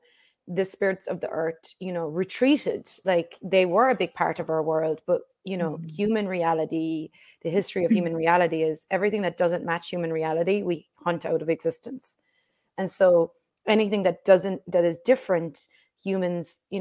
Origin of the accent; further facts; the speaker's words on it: Ireland; growing up in Ireland, we would just be outside all day long